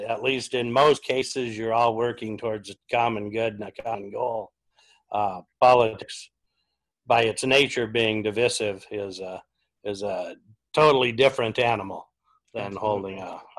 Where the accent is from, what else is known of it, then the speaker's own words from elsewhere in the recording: Washington, United States; My generation's actually the first that any of us have moved off the farm. So yeah, we're from Washington and never get too far from it.